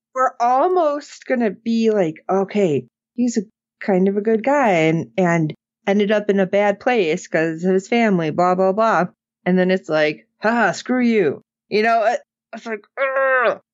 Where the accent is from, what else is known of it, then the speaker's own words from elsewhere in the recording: Illinois, United States; growing up in Illinois